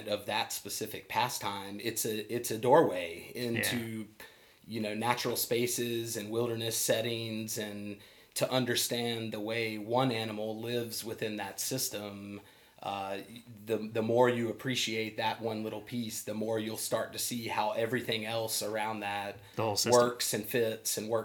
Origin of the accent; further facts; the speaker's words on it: Arizona, United States; now in Charleston, United States; I was born in Arizona